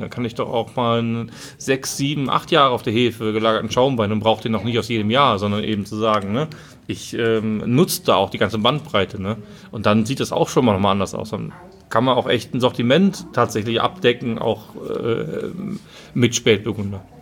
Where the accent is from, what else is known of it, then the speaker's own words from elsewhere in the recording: Rhineland-Palatinate, Germany; wir sind halt Rheinländer